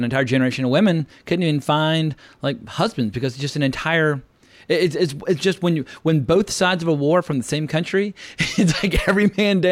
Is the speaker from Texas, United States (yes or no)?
no; Virginia, United States; I'm from Virginia and it's just, I can't fake it.